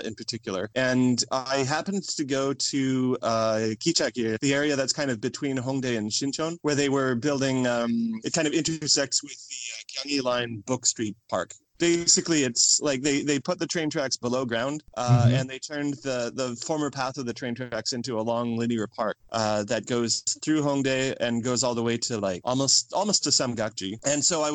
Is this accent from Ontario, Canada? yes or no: no; Edmonton, Alberta, Canada; now in Korea; my hometown, Edmonton, Canada